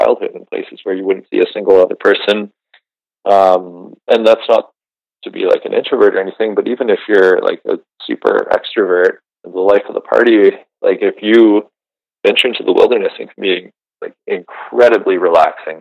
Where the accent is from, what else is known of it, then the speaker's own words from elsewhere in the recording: Georgian Bay, Ontario, Canada; now in Western Canada; I grew up on the Georgian Bay in Ontario